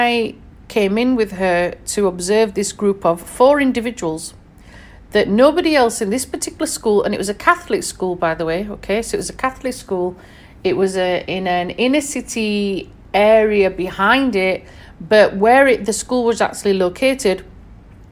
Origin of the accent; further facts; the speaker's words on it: Sheffield, Yorkshire and the Humber, United Kingdom; born and raised in Sheffield in England